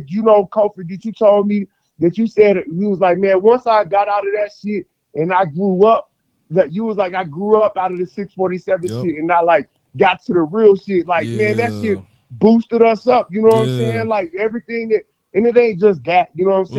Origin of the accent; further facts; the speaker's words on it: Colorado Springs, Colorado, United States; I only focus on where I'm from. I'm from Colorado Springs, Colorado, and I focus on my neighborhood